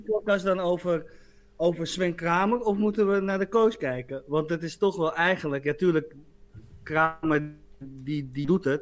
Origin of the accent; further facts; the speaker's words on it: Muiden, North Holland, Netherlands; Bij ons in Muiden